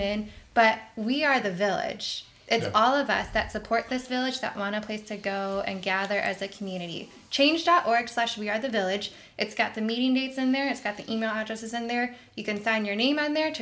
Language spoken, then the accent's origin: English; Wheaton, Illinois, United States; moved away as an adult; now in Nolensville, United States; my hometown, Wheaton, Illinois